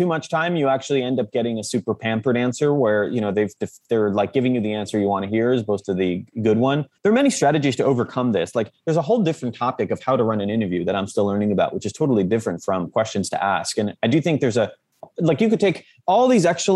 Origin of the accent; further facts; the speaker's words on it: Jerusalem, Jerusalem District, Israel; moved away; also born or lived in Silicon Valley; I'm just someone from Jerusalem